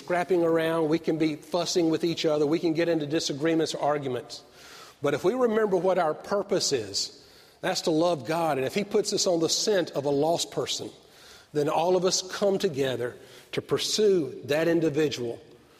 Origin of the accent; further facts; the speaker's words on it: Avondale Estates, Georgia, United States; I grew up in Avondale, outside of Stone Mountain, Georgia